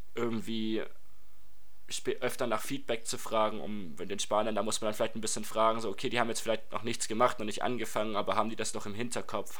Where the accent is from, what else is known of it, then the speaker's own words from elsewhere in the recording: Reutlingen, Baden-Württemberg, Germany; ich komme aus Reutlingen